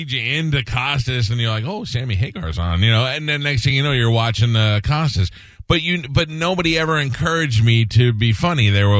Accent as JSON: {"language": "English", "town": "New York City", "region": "New York", "country": "United States", "tie": "born or raised there", "said": "I grew up in Newdorp"}